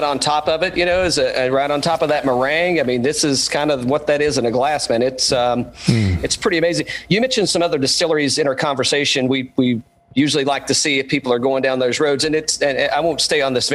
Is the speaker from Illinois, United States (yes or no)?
no; East Tennessee, United States; now in Atlanta, United States; originally I'm from East Tennessee